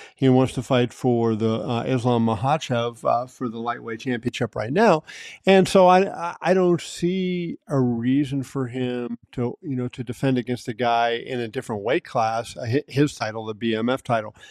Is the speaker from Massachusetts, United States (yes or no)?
no; Pittsburgh, Pennsylvania, United States; now in Las Vegas, United States; I was born and raised in Pittsburgh